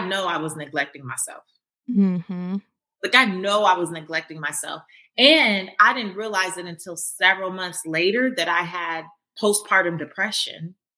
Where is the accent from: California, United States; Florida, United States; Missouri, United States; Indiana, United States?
California, United States; Los Angeles; moved away; also born or lived in Louisiana / Atlanta; I grew up in South Central Los Angeles as a first generation American